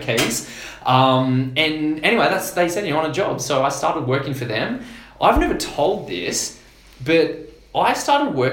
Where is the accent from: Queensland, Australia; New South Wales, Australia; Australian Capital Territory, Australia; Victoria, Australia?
Australian Capital Territory, Australia; Canberra; moved away; also born or lived in Perth / Sydney; I grew up in Canberra, and school's a little bit different there